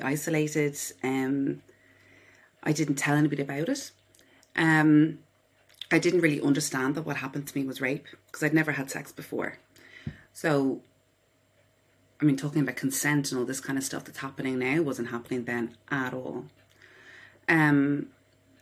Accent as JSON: {"language": "English", "town": "Dublin", "region": "Leinster", "country": "Ireland", "tie": "born or raised there", "said": "I was born in Dublin, Ireland. I live here on my own with my dog. Yeah, I grew up in the suburbs of Dublin, a suburb called Killiney."}